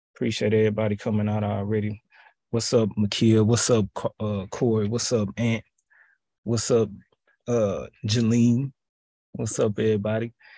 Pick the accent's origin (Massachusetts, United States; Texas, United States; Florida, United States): Texas, United States; Houston; my hometown, H-Town